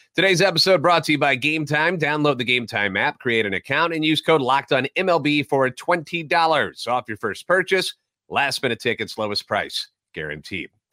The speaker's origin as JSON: {"language": "English", "town": "St. Louis", "region": "Missouri", "country": "United States", "tie": "born or raised there", "said": "Born and raised in the Loop, a lifetime Cardinals fan"}